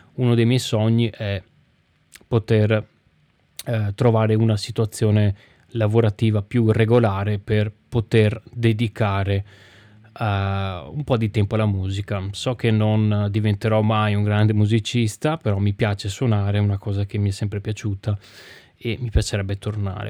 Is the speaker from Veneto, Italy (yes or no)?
yes; Venice, Veneto, Italy; festival che si tiene dalle mie parti